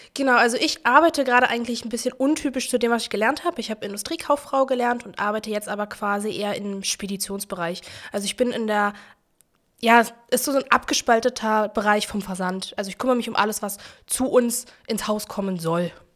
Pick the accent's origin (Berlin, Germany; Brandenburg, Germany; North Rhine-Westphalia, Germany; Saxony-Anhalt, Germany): Berlin, Germany; Ich bin in Berlin-Neukölln geboren, im alten Neuköllner Krankenhaus, genau. Ähm, bin auch im, also am Rand von Neukölln aufgewachsen, in Buko